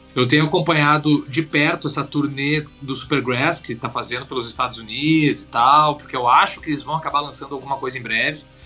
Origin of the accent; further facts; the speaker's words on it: Porto Alegre, Rio Grande do Sul, Brazil; moved away; lá do sul da minha terra, lá, lá de Porto Alegre